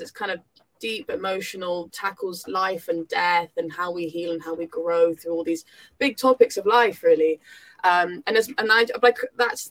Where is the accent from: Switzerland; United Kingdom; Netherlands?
United Kingdom; South Devon, South West England; I was from South Devon